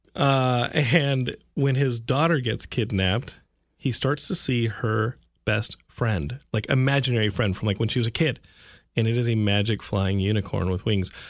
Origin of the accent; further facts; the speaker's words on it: Texas, United States; I'm from Texas